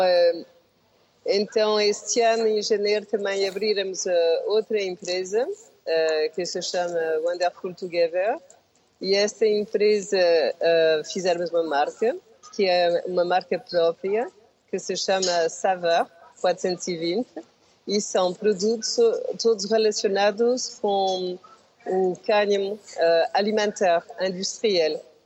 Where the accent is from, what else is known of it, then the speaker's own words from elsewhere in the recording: France; Portuguese is a second language; also born or lived in Portugal; Eu vi, eh, para a França, tinha um ano, e uh, estive lá a viver mais de 50 anos